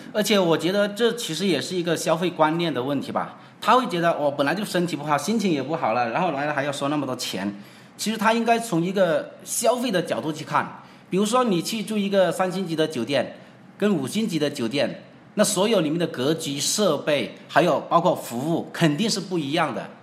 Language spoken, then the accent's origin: Chinese; China; 我们中国人